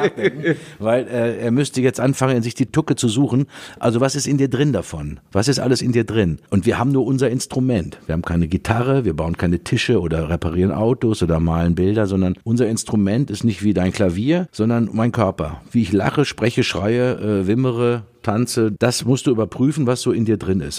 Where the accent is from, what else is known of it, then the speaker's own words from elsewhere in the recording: Dortmund, North Rhine-Westphalia, Germany; meine Heimatstadt Dortmund